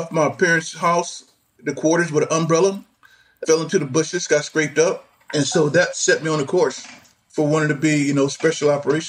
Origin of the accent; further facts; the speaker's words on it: Zion, Illinois, United States; moved away; I said, I'm from Zion, Illinois, sir.